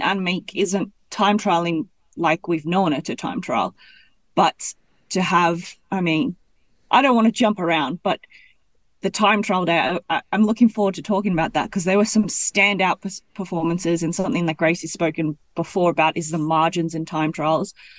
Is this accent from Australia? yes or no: yes; Gold Coast, Queensland, Australia; now in Belgium; I'm from the Gold Coast